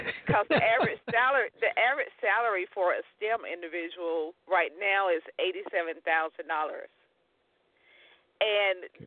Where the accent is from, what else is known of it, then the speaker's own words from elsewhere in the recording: Tuscaloosa, Alabama, United States; So my old high school in Tuscaloosa, I'm from Tuscaloosa, Alabama, was the powerhouse when I was going there